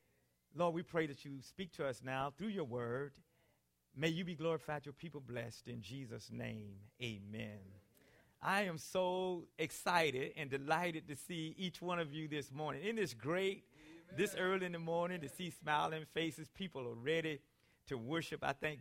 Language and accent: English; South Carolina, United States; Now, as a boy growing up in South Carolina, I often heard the older people in our community and even our family members say things to us